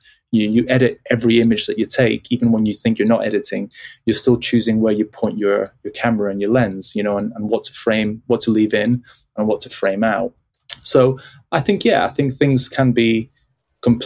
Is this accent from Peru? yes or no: yes; Peru; moved away; being born and raised in Peru and traveling every 2 years to the UK to visit my dad's family